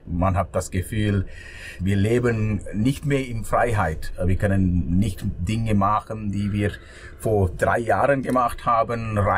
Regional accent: Sri Lanka; German is a second language; now in Switzerland; weil ich bin äh, in Sri Lanka aufgewachsen.

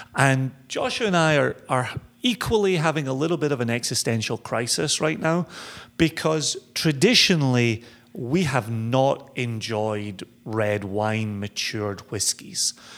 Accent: Scotland, United Kingdom; growing up in Scotland

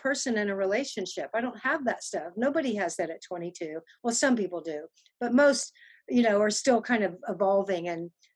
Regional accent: Austin, Texas, United States; born or raised there; also born or lived in England / London

